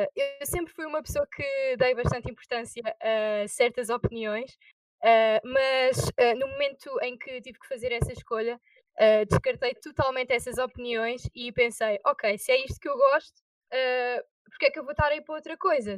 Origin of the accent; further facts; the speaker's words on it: Azinhaga, Santarém District, Portugal; Tenho 18 anos e sou da Azinhaga